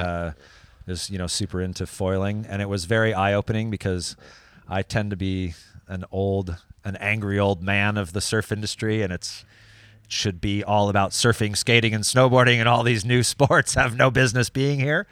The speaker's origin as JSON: {"language": "English", "region": "California", "country": "United States", "tie": "born or raised there", "moved": "yes", "lives_now": "France", "said": "growing up in California"}